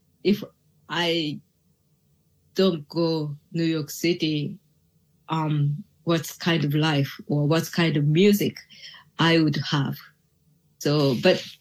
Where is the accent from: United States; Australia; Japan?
Japan; English is a second language; I was born in Japan and I was grow up in here